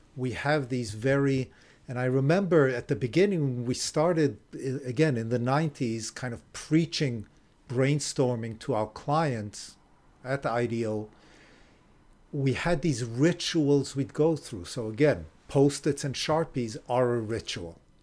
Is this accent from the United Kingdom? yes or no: no; Israel; moved away as an adult; also born or lived in Japan / Illinois; now in California, United States; I was born in Israel, grew up in Israel